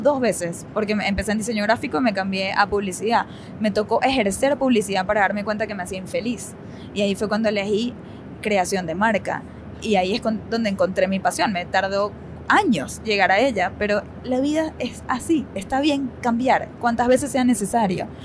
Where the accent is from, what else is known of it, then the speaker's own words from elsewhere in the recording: Venezuela; now in United States; Una vida muy cómoda en nuestra casa, en nuestro idioma, en nuestra familia, cuando todavía las cosas en Venezuela estaban bastante estables